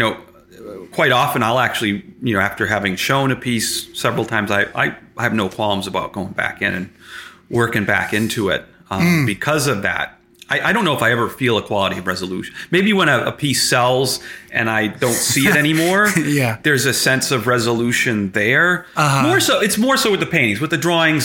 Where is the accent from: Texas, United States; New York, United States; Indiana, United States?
New York, United States; Stillwater; also born or lived in Chicago / Glens Falls / Latham; I essentially grew up in Stillwater